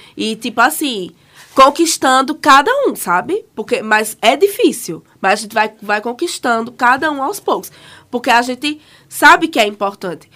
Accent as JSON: {"language": "Portuguese", "town": "Caruaru", "region": "Pernambuco", "country": "Brazil", "said": "sou de Caruaru"}